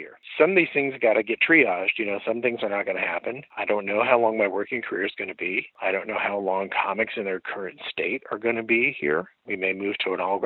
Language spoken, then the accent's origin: English; Midwest, United States; I'm from the Midwest